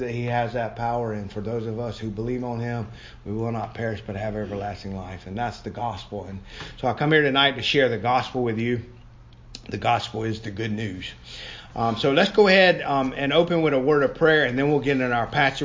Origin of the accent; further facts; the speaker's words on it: Savannah, Georgia, United States; my hometown of Savannah